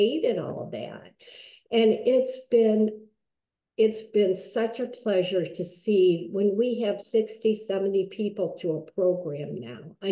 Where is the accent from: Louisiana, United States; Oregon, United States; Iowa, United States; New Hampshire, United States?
Iowa, United States; moved away as an adult; also born or lived in San Jose, California / West Michigan; now in Michigan, United States; I grew up in Iowa. I grew up in a very small town